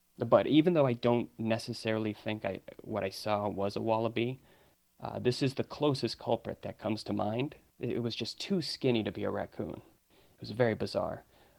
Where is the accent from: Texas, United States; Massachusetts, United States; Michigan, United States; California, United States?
Massachusetts, United States; I'm from Massachusetts, from, you know, I'm from an area with a lot of woods and everything.